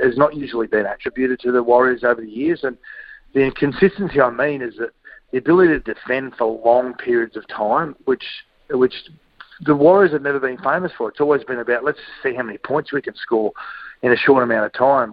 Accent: Queensland, Australia

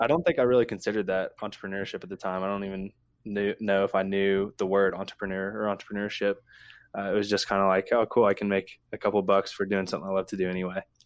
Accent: Ashland, Kentucky, United States; now in Lexington, United States; I'm from Ashland, Kentucky, uh, born and raised

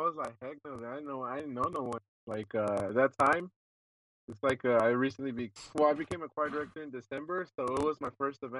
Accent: Valhalla, South Carolina, United States; I'm from Valhalla, South Carolina, and I'm 16 years old.

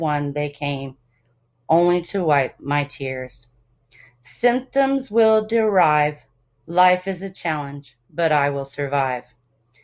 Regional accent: Bay Area, California, United States; I'm from the Bay Area

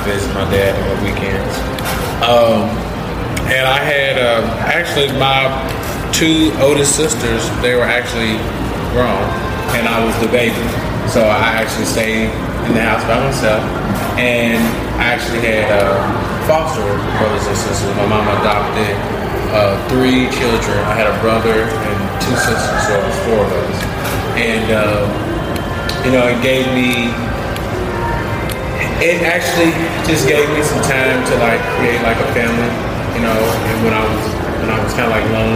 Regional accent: Louisville, Kentucky, United States; I'm actually born and raised in Louisville, Kentucky, and I am 27 years old.

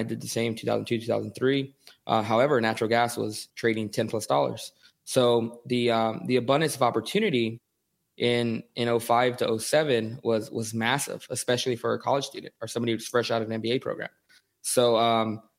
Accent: Houston, Texas, United States; also born or lived in Southern California; I grew up in Houston. My family, my father was in the military, so I lived in Southern California for a few years when I was a kid. But, you know, grew up in Houston

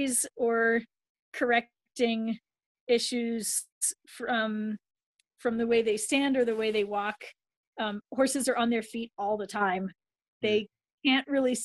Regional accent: Vienna, Austria; I was born in Vienna, where they were music students.

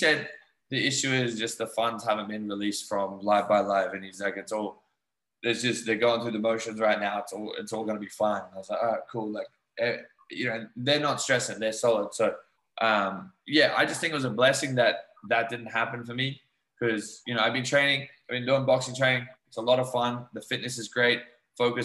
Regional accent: Australia; moved away; also born or lived in New Zealand; I grew up in Australia where we played rugby league

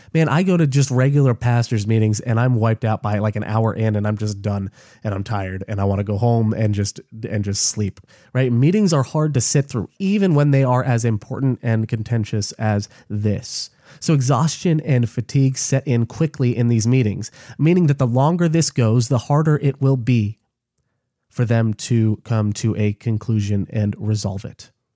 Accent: United States; I'm an American because I'm an American

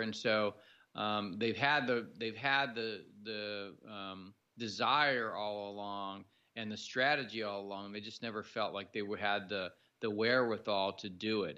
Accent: San Jose, California, United States; moved away as an adult; also born or lived in Fresno, California / Colorado Springs, Colorado; I was born in San Jose, California

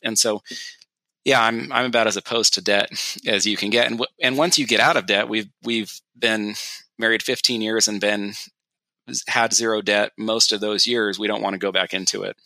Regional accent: California, United States; moved away; my wife and I grew up in California together

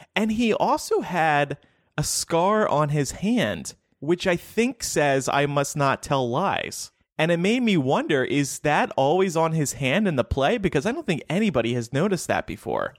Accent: New Jersey, United States; I grew up in New Jersey

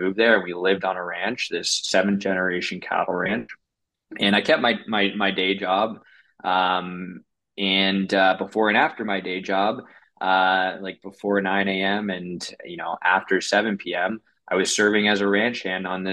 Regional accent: Washington, District of Columbia, United States; moved away as an adult; also born or lived in Colorado / San Francisco; I'm 100% a city slicker. I grew up in Washington, D.C.

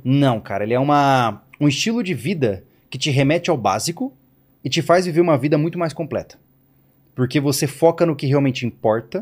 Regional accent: Campo Grande, Mato Grosso do Sul, Brazil; now in Florianópolis, Brazil; eu sou de Campo Grande, Mato Grosso do Sul, né? E eu passava sempre os finais de semana na chácara, né? Na horta, aquela coisa, né? De guri

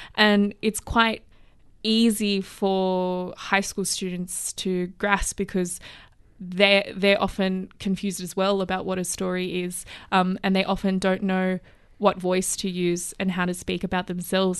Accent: Plumpton, New South Wales, Australia; kind of little community in kind of Plumpton didn't wanna go to Plumpton High School

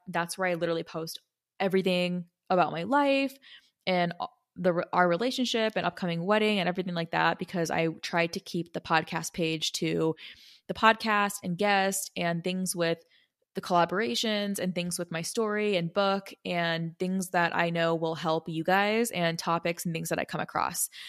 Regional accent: Arizona, United States; I'm from Arizona

